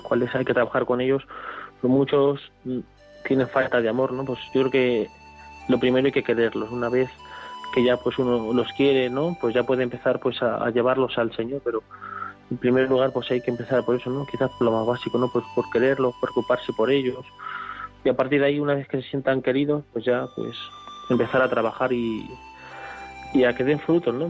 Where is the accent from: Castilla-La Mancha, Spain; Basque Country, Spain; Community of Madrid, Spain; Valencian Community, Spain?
Castilla-La Mancha, Spain; not far from Santa Cruz de la Zarza; la que yo he crecido, ¿no? Pues aquí no está muy, muy lejos de mi pueblo